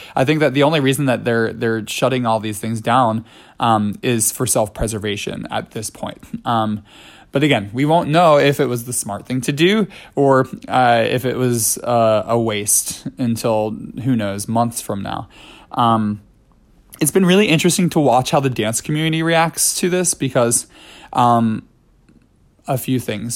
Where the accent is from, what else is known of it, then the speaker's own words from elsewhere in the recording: New York City, New York, United States; as a New Yorker